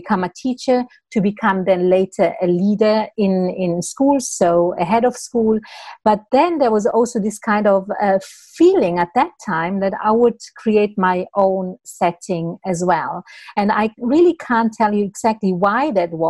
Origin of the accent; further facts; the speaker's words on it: Italy; moved away as an adult; also born or lived in Switzerland; I'm actually originally from Italy. So I moved to Switzerland, and I moved a little bit around